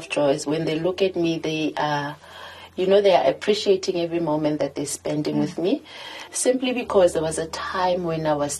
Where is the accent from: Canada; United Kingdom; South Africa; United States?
South Africa; Sasolburg, Free State; also born or lived in Welkom; I was born in Welkom, and I grew up in Sasolburg.